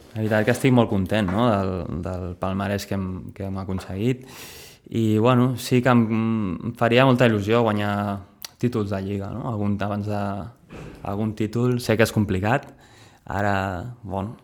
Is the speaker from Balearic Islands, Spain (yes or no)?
no; Sitges, Catalonia, Spain; moved away; cada cop que vinc aquí al meu poble